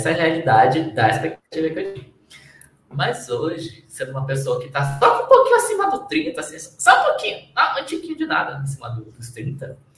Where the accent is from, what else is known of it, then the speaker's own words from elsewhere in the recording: Manaus, Amazonas, Brazil; now in New York, United States; Porque doutor aos 30 e morar em Londres, sendo brasileiro, Amazônia de Manaus, não é fácil.